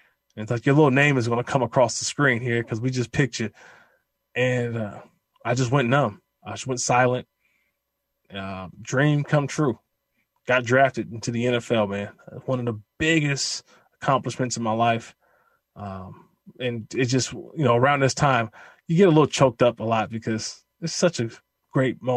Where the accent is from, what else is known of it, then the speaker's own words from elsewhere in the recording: Bay Area, California, United States; I'm born and raised in the Bay Area